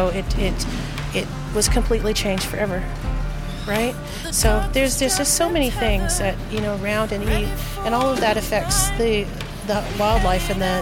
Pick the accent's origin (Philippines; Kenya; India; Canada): Canada; Yukon; I am from the Yukon Territory